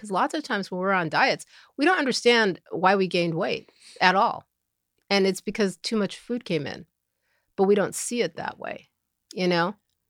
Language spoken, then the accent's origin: English; Upstate New York, United States; also born or lived in Elizabeth City, North Carolina; Upstate New York.